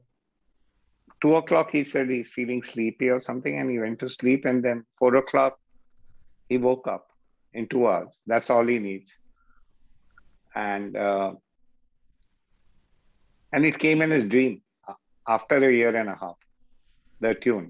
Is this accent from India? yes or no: yes; Delhi, India; That's where I grew up in Old Delhi